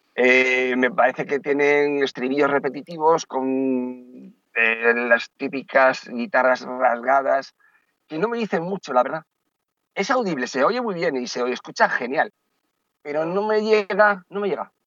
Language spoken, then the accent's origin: Spanish; Basque Country, Spain; also born or lived in A Coruña / Santiago de Compostela / Carnota; now in Marbella, Spain; soy vasco